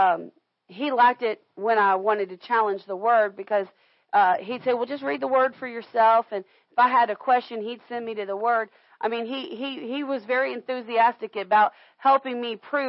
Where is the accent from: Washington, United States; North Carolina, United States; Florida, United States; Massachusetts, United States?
Florida, United States; we grew up in Florida